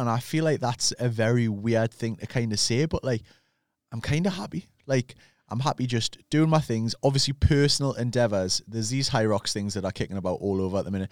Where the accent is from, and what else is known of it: Newcastle upon Tyne, North East England, United Kingdom